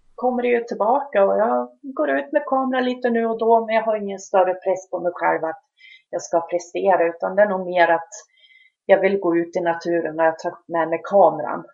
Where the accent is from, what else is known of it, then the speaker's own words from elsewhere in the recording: Hälsingland, Gävleborg County, Sweden; moved away as an adult; now in Ockelbo, Sweden; men jag är ju hälsing, bor nu några kilometer ifrån hälsingegränsen, så jag kallar mig närhälsing